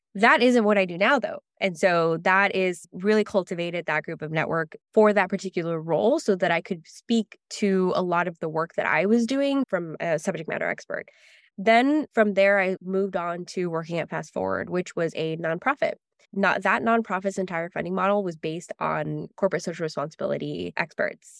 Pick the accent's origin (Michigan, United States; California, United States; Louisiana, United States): California, United States; Los Angeles; also born or lived in San Francisco; I grew up in Los Angeles, first generation Mexican-American